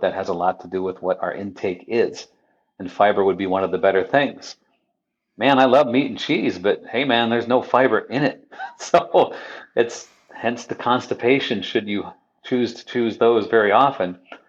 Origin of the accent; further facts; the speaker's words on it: Midwest, United States; You know, I'm a Midwesterner